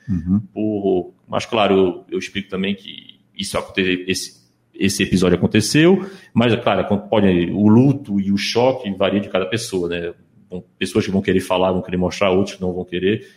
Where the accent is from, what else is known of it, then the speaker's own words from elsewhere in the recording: Recife, Pernambuco, Brazil; moved away; also born or lived in Ukraine; eu cresci aqui, cresci aqui em Recife